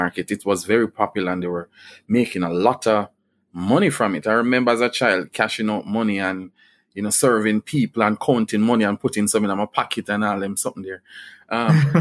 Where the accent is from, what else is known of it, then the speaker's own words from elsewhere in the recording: Jamaica; growing up in Bulwe